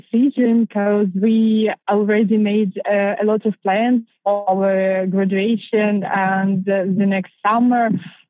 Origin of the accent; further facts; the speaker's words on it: Chernihiv, Chernihiv Oblast, Ukraine; moved away as an adult; also born or lived in Krakow, Poland; I came from Chernihiv. It's a beautiful town located in the north of Ukraine